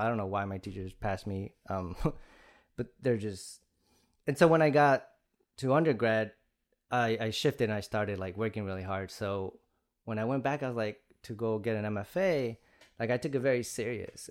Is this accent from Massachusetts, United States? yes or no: no; Chicago Heights, Illinois, United States; I'm from Chicago Heights in the south side of Chicago.